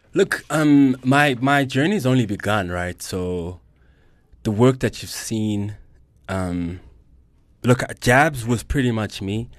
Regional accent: Johannesburg, Gauteng, South Africa; I'm a Joburg kid, oh one one forever

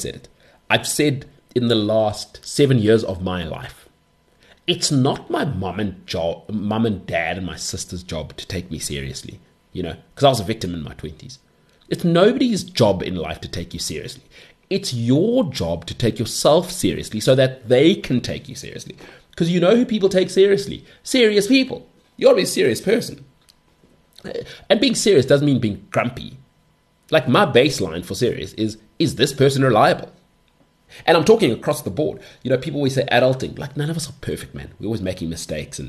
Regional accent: South Africa; as a South African

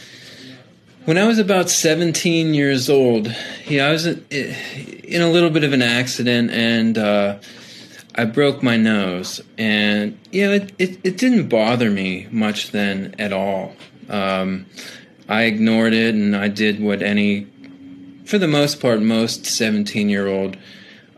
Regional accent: not too far from Cleveland, Ohio, United States; I was born and raised in Ohio, not too far from Cleveland

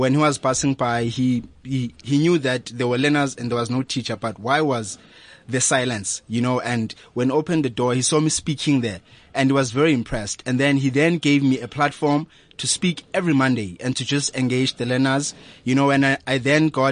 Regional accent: Daveyton, Gauteng, South Africa; I'm from Hulwazi Secondary School in Davidton. That's where I come from.

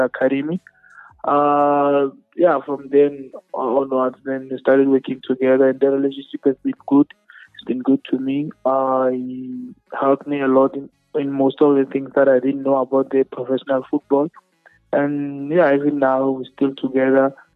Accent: Limpopo, South Africa; we're from Limpopo.

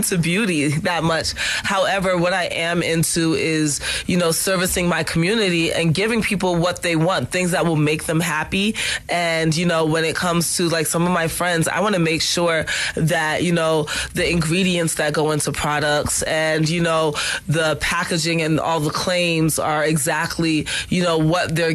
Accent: New York, United States; I'm a New Yorker

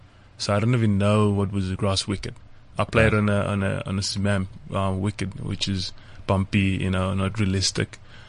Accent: Hammanskraal, Gauteng, South Africa; Growing up in Hammanskraal locally

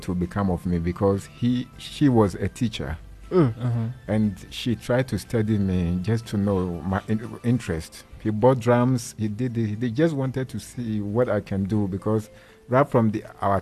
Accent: Ghana; now in South Africa; I'm a Ghanaian.

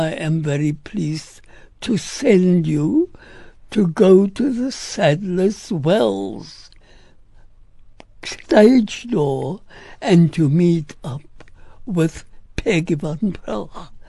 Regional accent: South Africa; being an South African and me from South Africa

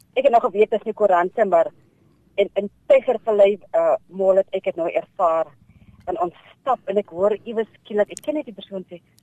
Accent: Namaqualand, Northern Cape, South Africa; ek is gebore in Makwaland

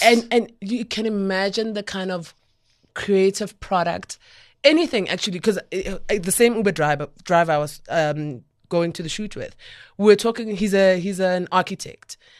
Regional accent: Soweto, Gauteng, South Africa; I'm a girl from Soweto

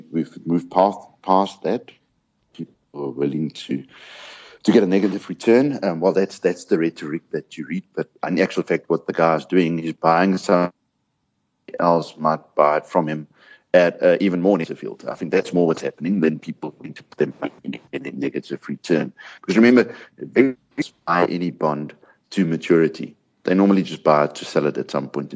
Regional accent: South Africa; being South African

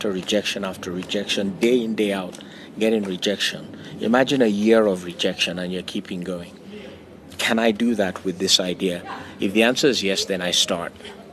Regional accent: Nigeria; my home country, Nigeria

